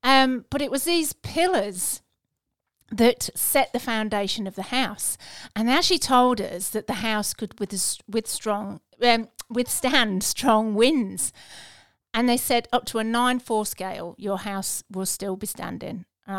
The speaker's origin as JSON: {"language": "English", "region": "England", "country": "United Kingdom", "moved": "as an adult", "lives_now": "Australia", "said": "We emigrated from England in 2001"}